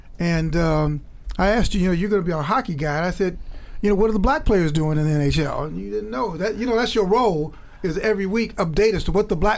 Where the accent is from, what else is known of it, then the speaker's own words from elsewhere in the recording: Chicago, Illinois, United States; moved away; I grew up in Chicago